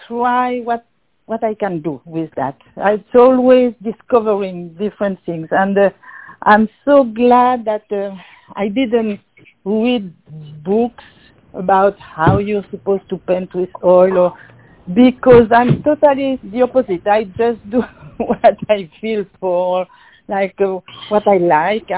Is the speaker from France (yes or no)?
yes; Brittany, France; English is a second language; moved away as an adult; also born or lived in New Orleans; I was born in Brittany, France